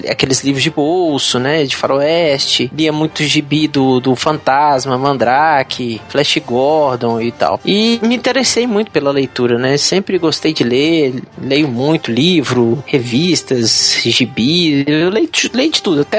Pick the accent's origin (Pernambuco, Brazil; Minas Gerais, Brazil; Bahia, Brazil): Minas Gerais, Brazil; Juiz de Fora; quando eu era pequeno, eu passei minha infância em Juiz Fora, né? Que meu avô morava lá